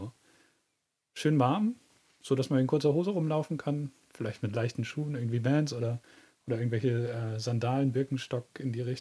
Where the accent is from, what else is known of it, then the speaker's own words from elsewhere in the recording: Southern Germany, Germany; moved away as an adult; now in Northern Germany; da war ich ungefähr so 19 Jahre alt. Da sind wir von Süddeutschland nach Norddeutschland gezogen.